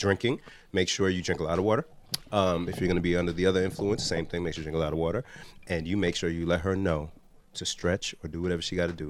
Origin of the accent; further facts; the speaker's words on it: Nigeria; I'm Nigerian